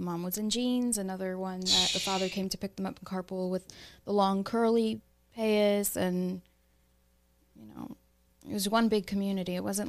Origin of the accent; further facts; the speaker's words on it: Baltimore, Maryland, United States; I grew up in Baltimore.